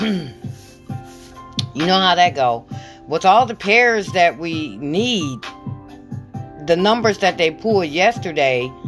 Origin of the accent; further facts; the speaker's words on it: Michigan, United States; I'm from Michigan